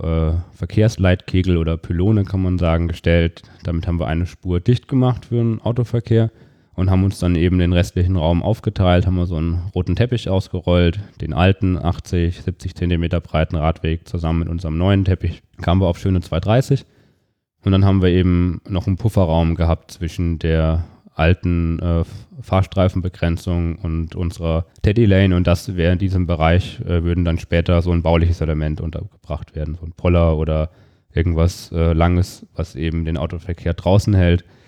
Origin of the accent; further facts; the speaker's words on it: Fulda area, Hesse, Germany; moved away as an adult; now in Darmstadt, Germany; In Fulda, da habe ich mein Abitur gemacht